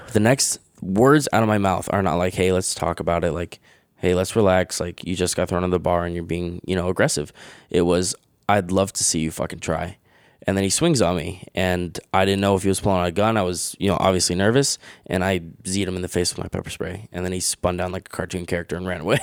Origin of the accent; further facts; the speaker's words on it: Webster, New York, United States; also born or lived in Fairport, New York; I was born in Fairport, and then in third grade, I moved Webster, and I've lived in Webster my whole life